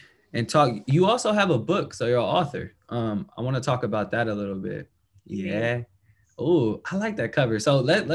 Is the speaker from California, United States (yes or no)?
yes; the Bay Area, California, United States; I'm from the Bay